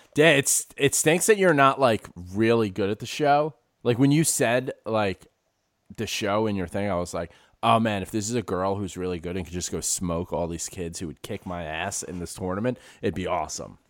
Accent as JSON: {"language": "English", "town": "New York City", "region": "New York", "country": "United States", "tie": "born or raised there", "said": "growing up in the Bronx"}